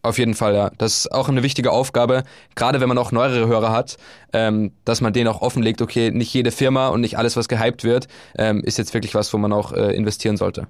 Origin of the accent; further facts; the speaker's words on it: Upper Austria, Austria; moved away as an adult; also born or lived in Bulgaria / Vienna; now in Hamburg, Germany; von meiner Heimat in Oberösterreich